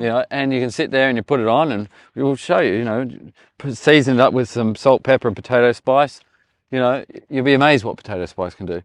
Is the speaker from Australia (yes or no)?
yes; Australia; moved away; I'm Australian